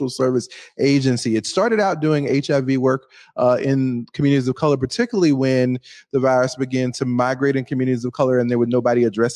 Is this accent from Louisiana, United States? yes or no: yes; Louisiana, United States; moved away as an adult; now in Seattle, United States; Born and raised in Louisiana.